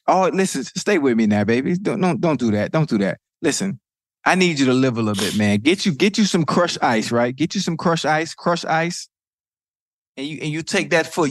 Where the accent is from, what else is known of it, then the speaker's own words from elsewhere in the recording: Miami, Florida, United States; I'm from Liberty City